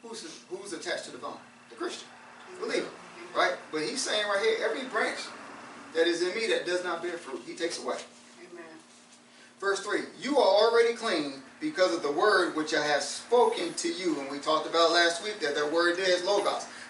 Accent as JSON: {"language": "English", "town": "New York City", "region": "New York", "country": "United States", "tie": "born or raised there", "said": "I grew up in New York City"}